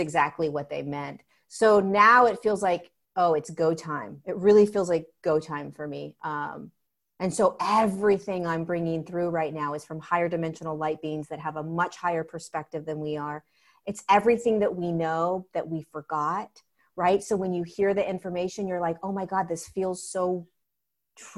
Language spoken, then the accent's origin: English; Southern California, United States; I grew up in Southern California